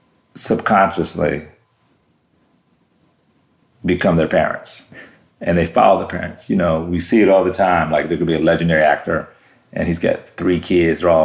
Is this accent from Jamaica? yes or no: no; Germany; You know, we lived all around the world. Life was good. You know, I grew up in Germany for a good part.